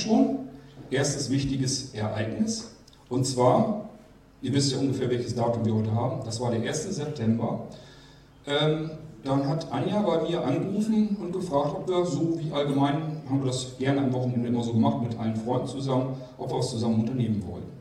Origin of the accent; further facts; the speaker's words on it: Germany; moved away as an adult; also born or lived in near Kiel, Germany; und zwar bin ich groß geworden in Barnburg und ich bin umgezogen dann nach Armsen. Das ist bei Kiel